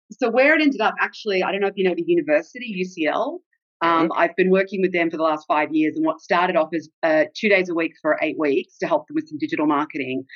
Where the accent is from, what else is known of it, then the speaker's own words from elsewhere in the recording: Australia; accent: Australian; moved away as an adult; also born or lived in Texas, United States / Seattle, United States; now in London, United Kingdom; I was born in Australia